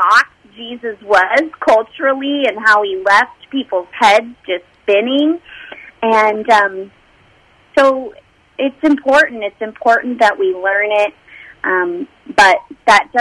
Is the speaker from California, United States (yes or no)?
yes; Los Angeles, California, United States; I grew up in the Los Angeles area